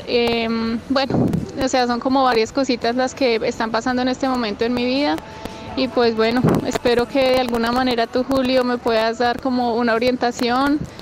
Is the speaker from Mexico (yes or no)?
no; Colombia; moved away as an adult; now in Australia; soy colombiana, vivo en Australia eh, hace más o menos dos años y medio